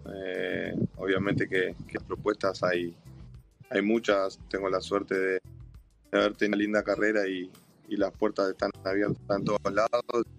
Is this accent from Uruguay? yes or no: yes; Uruguay; moved away; como uruguayo